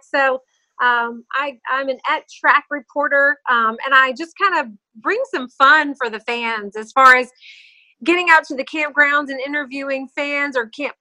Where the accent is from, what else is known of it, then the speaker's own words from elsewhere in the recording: Charlotte, North Carolina, United States; moved away as an adult; also born or lived in New York City / Los Angeles; I'm born and raised in Charlotte, North Carolina.